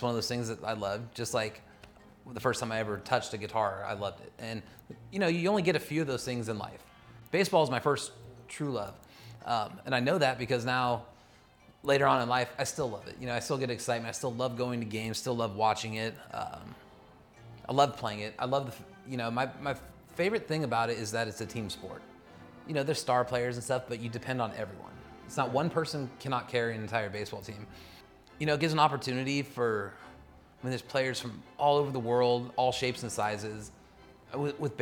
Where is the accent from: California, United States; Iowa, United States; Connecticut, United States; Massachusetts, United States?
California, United States; Los Angeles County; also born or lived in Olympia, Washington; I didn't grow up in Orange County. I grew up in Los Angeles County for the most part